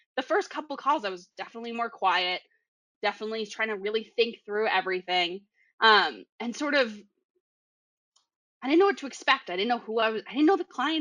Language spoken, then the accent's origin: English; Boston, Massachusetts, United States; accent: Boston; I have a really strong Boston accent